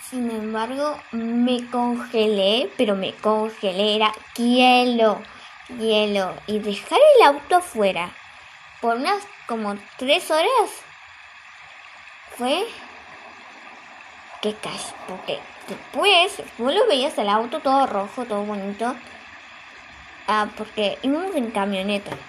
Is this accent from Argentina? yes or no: yes; Argentina; Porque yo soy de Argentina y en Argentina tipo no no suele haber nieve más que pues en la montaña claro